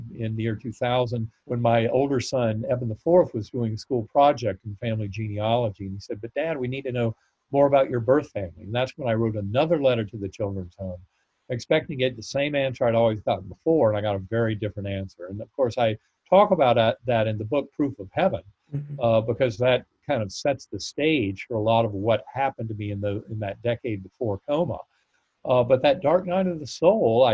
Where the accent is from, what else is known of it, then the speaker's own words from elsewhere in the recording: North Carolina, United States; I grew up in North Carolina